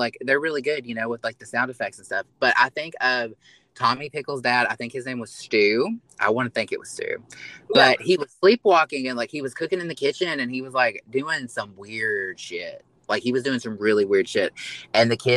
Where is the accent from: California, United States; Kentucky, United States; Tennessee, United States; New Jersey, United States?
Kentucky, United States; I am a little hick. I am from Kentucky